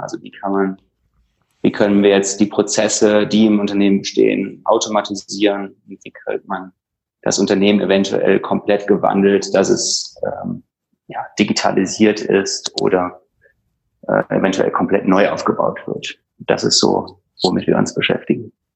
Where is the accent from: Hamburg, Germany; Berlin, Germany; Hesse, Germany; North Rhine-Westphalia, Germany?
North Rhine-Westphalia, Germany; Düsseldorf; ich bin aufgewachsen in Düsseldorf